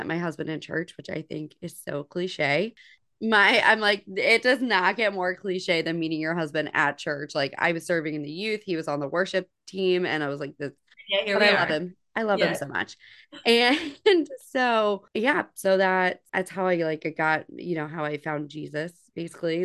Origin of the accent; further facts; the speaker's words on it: New Jersey, United States; now in the deep South, United States; I grew up in New Jersey. I live in the deep South now